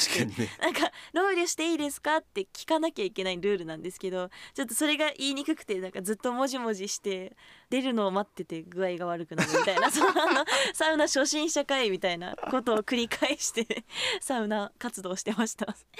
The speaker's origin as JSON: {"language": "Japanese", "town": "Sapporo", "region": "Hokkaido", "country": "Japan", "tie": "born or raised there", "said": "私はもう生まれも育ちも札幌"}